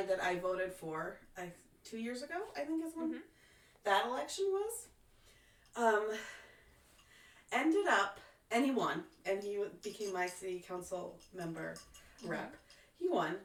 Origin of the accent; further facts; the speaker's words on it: Lyonsburg, United States; I grew up in Lyonsburg